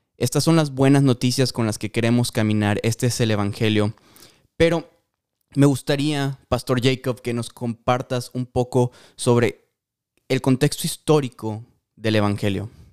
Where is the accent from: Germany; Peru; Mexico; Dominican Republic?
Mexico; Mérida, Yucatán; moved away as an adult; also born or lived in Guatemala; now in Omaha, United States; soy de México, soy de Mérida, Yucatán